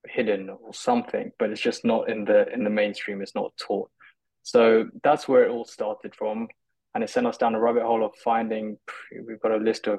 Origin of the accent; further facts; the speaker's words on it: London, United Kingdom; growing up in London